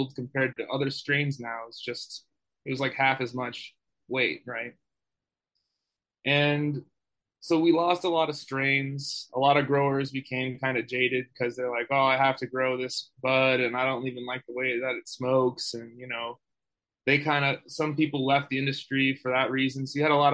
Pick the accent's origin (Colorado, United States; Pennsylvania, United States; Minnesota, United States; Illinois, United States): Colorado, United States; Boulder; I grew up in Boulder, Colorado